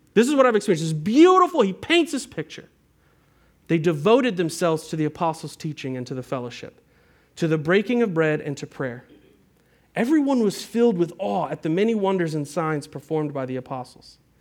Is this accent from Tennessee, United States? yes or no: yes; Nashville, Tennessee, United States; moved away as an adult; also born or lived in Antioch, Tennessee; I grew up here in Nashville, and I spent, um, I don't know, about ten years away